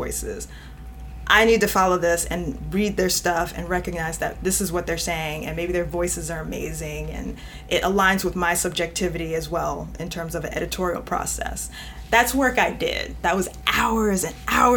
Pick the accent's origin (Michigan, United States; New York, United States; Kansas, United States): New York, United States; I'm from New York, so sometimes I just probably have this, no, I know I have this directness to me